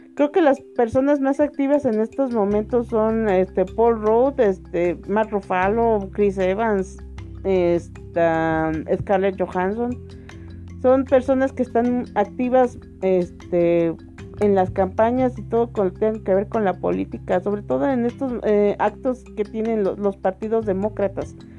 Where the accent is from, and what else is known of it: Mexico